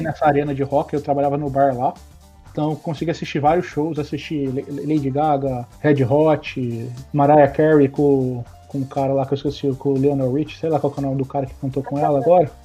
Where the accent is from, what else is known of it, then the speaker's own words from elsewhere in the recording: Campinas, São Paulo, Brazil; moved away as an adult; also born or lived in Vancouver; now in Edmonton, Canada; nasci em Campinas, que é uma cidade que hoje tem quase 3 milhões de habitantes